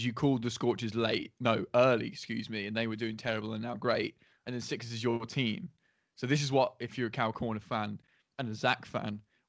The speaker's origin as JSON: {"language": "English", "region": "England", "country": "United Kingdom", "said": "We're English."}